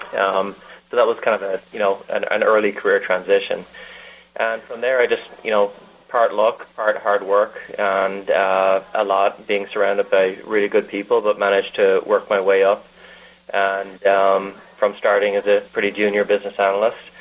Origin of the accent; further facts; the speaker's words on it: Ireland; moved away as an adult; also born or lived in Antwerp, Belgium / Detroit, United States; now in United States; growing up in Ireland and into university